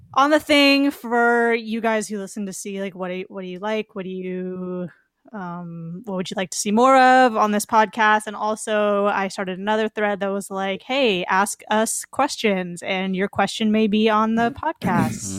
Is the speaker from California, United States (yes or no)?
yes; Ventura County, Southern California, United States; I am from California, Southern California, Ventura County